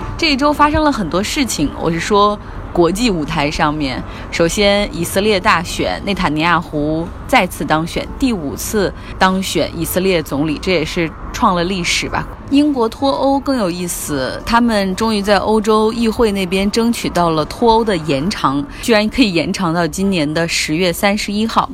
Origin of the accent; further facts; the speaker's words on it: China; 我们中国人